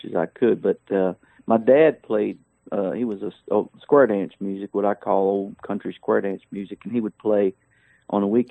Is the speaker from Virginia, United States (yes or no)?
yes; Nelson County, Virginia, United States; also born or lived in Williamsburg, Virginia; I grew up in I was born in Williamsburg, Virginia. And then my family's from a place called Nelson County. If you ever saw the Waltons TV show, you saw exactly how I grew up and where I grew up